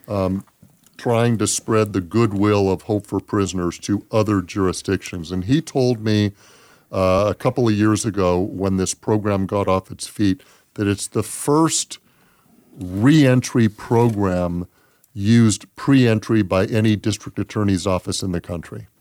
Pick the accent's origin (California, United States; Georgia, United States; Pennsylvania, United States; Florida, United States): California, United States; Los Angeles; moved away as an adult; also born or lived in San Diego; now in Las Vegas, United States; I was born and raised in Los Angeles